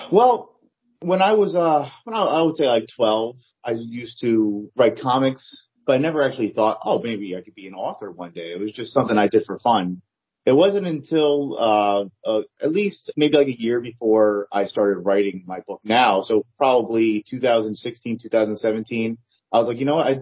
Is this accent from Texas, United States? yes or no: no; New Jersey, United States; I am from New Jersey, yes, born and raised